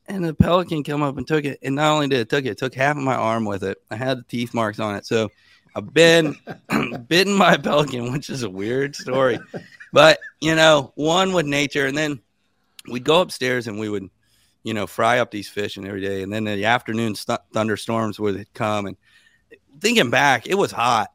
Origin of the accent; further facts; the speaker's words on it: Sebastian, Florida, United States; I was born in a little town called Sebastian, Florida.